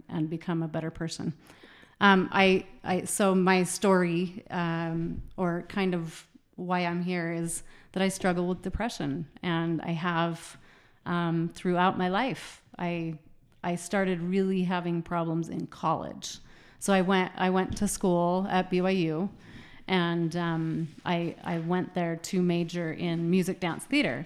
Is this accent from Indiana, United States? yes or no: no; Utah, United States; I grew up in Utah